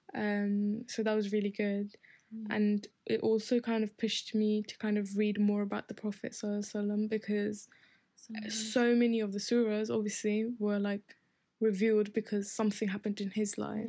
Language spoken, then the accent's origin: English; Bradford, Yorkshire and the Humber, United Kingdom; in my hometown, um, in Bradford, we don't we don't always have the opportunity to go to the masjid as women